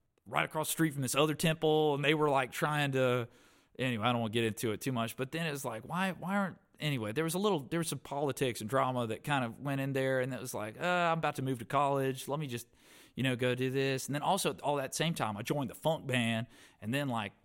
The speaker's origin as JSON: {"language": "English", "area": "Stokes County", "region": "North Carolina", "country": "United States", "tie": "born or raised there", "said": "I was raised up in Stokes County."}